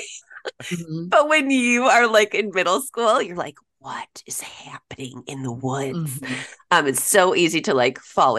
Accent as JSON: {"language": "English", "town": "Elgin", "region": "Illinois", "country": "United States", "tie": "born or raised there", "said": "I grew up in Elgin."}